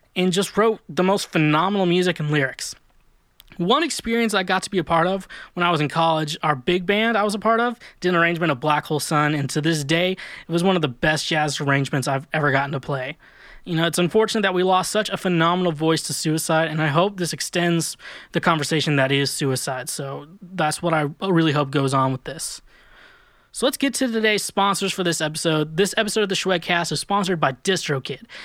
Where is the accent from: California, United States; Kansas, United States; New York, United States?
Kansas, United States; moved away; also born or lived in Kirksville, Missouri / Warrensburg, Missouri; I lived in Kansas for a majority of my life. Then I lived in two small towns in Missouri